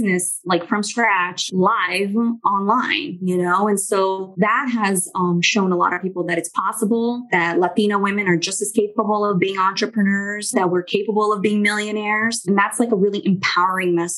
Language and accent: English; Miami, Florida, United States; also born or lived in Brazil; I do speak Spanish because I grew up in Miami